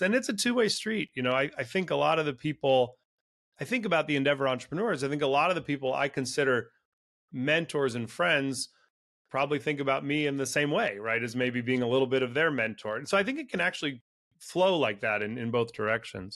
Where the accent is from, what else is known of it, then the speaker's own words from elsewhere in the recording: Silicon Valley, California, United States; also born or lived in Latin America; I was raised in Silicon Valley in California